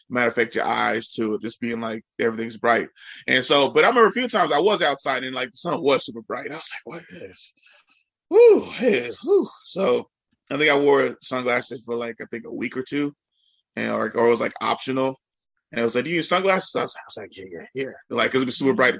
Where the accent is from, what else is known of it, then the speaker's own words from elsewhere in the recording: Richmond, California, United States; I grew up in Richmond, California